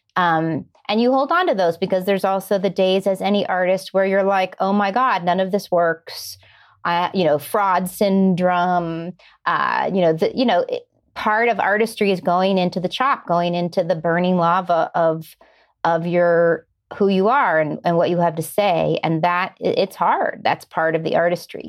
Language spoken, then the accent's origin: English; Warren, Ohio, United States; now in Los Angeles, United States; I grew up in Ohio, like you said, a little town called Warren, which is about an hour south of Cleveland, right on the Pennsylvania border